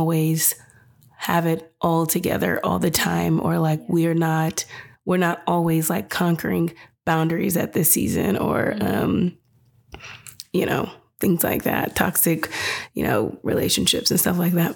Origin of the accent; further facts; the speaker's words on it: California, United States; moved away; also born or lived in Washington; my whole life, I grew up in California